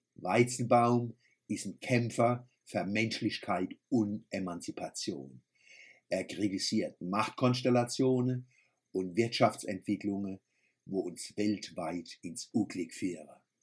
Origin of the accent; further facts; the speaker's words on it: Kurpfalz, Germany; accent: Kurpfälzisch; first language Kurpfälzisch; unserem Kurpelzer Dialekt